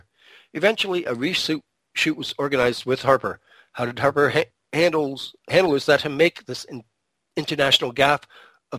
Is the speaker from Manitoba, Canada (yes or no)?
no; Toronto, Ontario, Canada; also born or lived in England; I grew up in Toronto